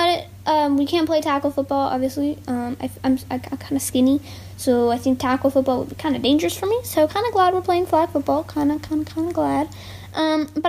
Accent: Texas, United States; I am a Texan

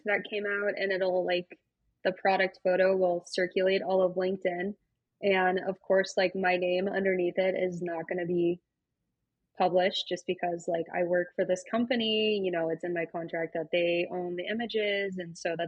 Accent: Colorado, United States; also born or lived in Alabama; now in Utah, United States; I'm from Colorado. I was born in Alabama. And now I live in Utah

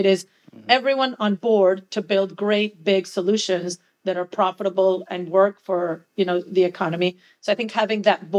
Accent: Venezuela; now in Miami, United States; I'm from Venezuela

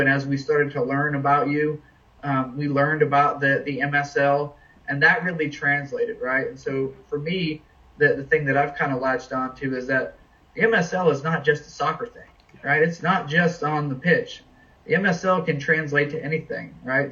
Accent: New England, United States; now in Washington, D.C., United States; I'm kind of a New England guy. I was born in New England

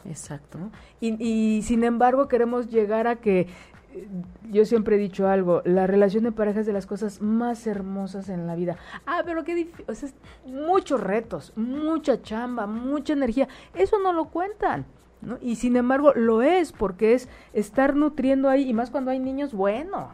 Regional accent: Mexico; Nosotros, como pueblo mexicano

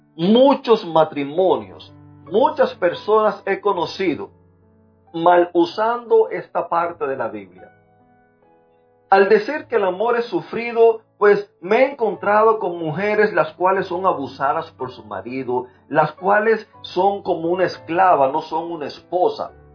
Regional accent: Cuba; moved away; soy cubano

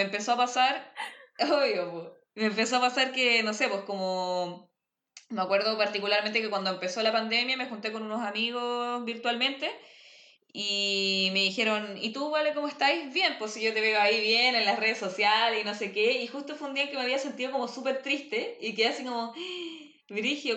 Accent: Viña del Mar, Valparaíso, Chile; also born or lived in Santiago / Los Andes; Yo en realidad soy de Viña. O sea, nací en Santiago, pero viví ahí hasta como los seis años, después viví un tiempo en los Andes y después me vine a vivir a Viña

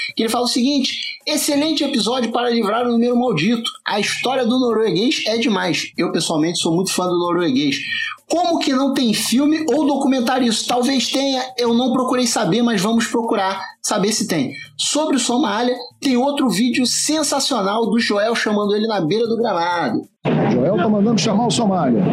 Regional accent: Rio de Janeiro, Brazil; accent: carioca; é o sotaque carioca

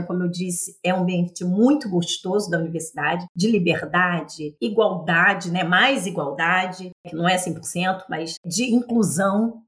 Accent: Rio de Janeiro, Brazil; Eu nasci em Irajá, é um bairro da periferia do município do Rio de Janeiro.

